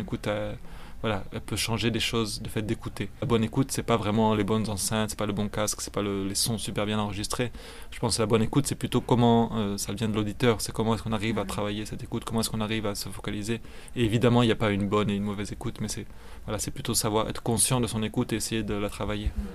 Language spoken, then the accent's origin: French; France; moved away as an adult; also born or lived in Belgium; now in Mexico; je suis français, j'ai étudié à un moment donné en Belgique. Dernièrement, je vis plutôt au Mexique